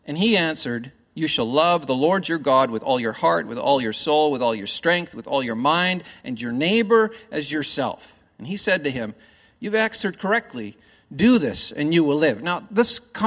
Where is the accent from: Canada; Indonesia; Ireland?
Canada; accent: Canadian; now in Australia; I'm not from here. I am Canadian by birth